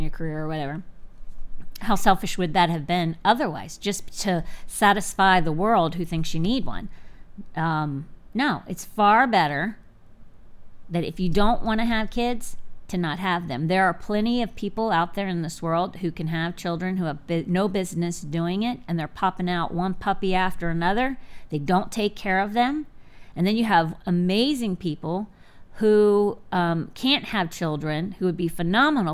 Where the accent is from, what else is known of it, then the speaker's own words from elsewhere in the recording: Sarasota, Florida, United States; moved away; also born or lived in Fort Myers, Florida / Polk County, Florida / Virginia / D.C. area; I was born in Sarasota, Florida. I grew up here until I was 10, but I lived in different places.